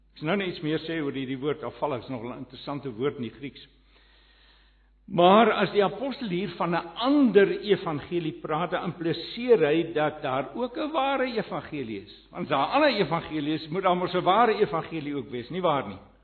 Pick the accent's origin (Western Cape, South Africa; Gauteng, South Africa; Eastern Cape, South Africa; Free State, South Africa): Gauteng, South Africa; Johannesburg; ek kom van Johannesburg af.